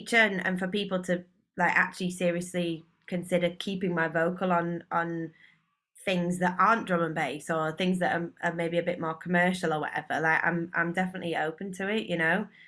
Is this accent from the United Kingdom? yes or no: yes; Leeds, Yorkshire and the Humber, United Kingdom; now in London, United Kingdom; I'm from Leeds originally, but I now live in London.